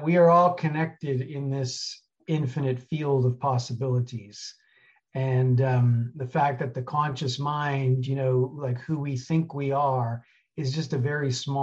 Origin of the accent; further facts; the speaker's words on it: New York City, New York, United States; moved away as an adult; also born or lived in Colorado / Alaska; I grew up in New York City, 1984, went to Colorado